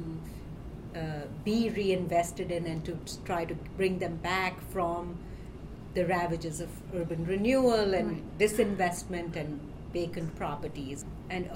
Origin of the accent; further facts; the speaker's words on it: Delhi, India; moved away as an adult; now in New York City, United States; I grew up in India in a big city, Delhi.